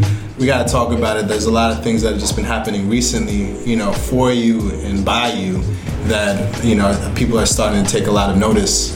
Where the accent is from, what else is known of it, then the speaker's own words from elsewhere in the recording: New York, United States; growing up in New York